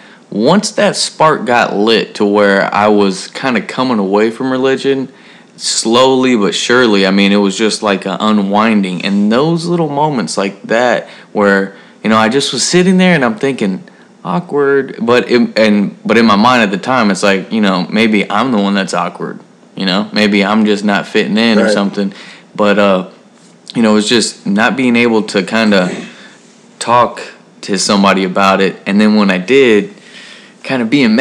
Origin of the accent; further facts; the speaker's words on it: Texas, United States; I grew up in Texas